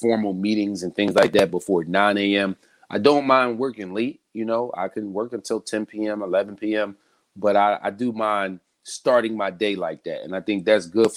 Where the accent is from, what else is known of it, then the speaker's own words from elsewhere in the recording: Philadelphia, Pennsylvania, United States; I am born and raised in Philadelphia